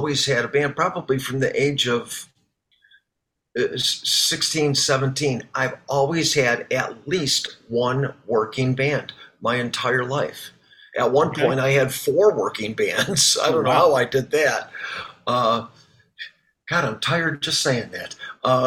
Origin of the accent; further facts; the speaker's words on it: Chicago, Illinois, United States; my hometown cover band, ARA